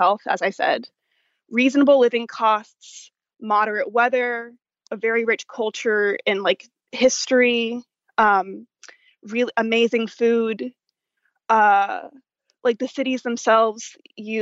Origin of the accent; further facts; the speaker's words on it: Dallas, Texas, United States; I'm from Dallas, Texas